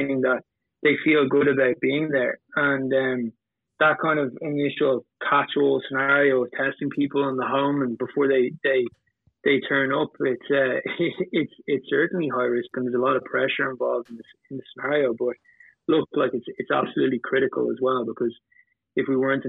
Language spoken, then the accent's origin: English; Ireland; We started in Ireland, I'm Irish